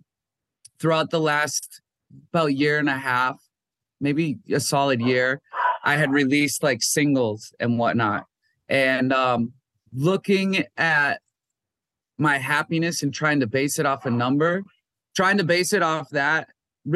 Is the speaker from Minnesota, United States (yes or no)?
yes; Minnesota, United States; moved away; I'm from Minnesota